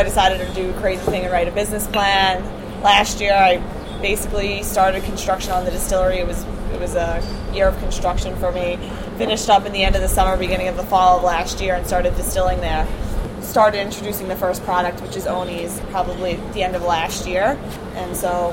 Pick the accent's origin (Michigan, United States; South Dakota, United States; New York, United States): New York, United States; New York City; I'm biased as a New Yorker